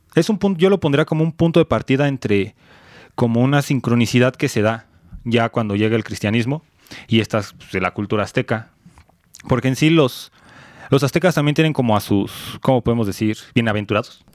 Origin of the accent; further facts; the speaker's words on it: Mexico; somos mexicanos